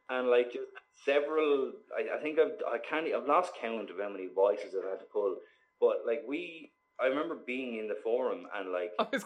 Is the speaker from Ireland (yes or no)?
yes; Waterford, Munster, Ireland; That's just my accent. Like I don't have a typical Waterford accent.